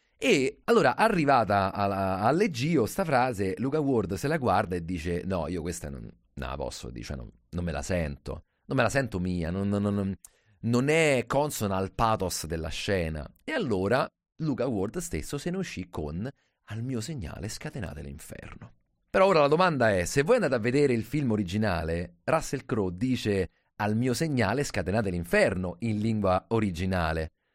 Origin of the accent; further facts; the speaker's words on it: Rome, Lazio, Italy; da romano